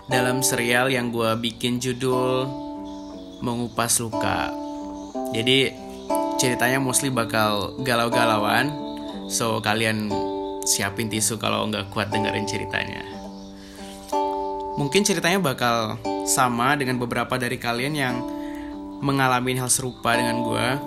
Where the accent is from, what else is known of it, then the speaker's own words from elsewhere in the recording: Padang, West Sumatra, Indonesia; now in Bogor, Indonesia; Gue berasal dari Padang Cuman gue sekarang lagi kuliah di Bogor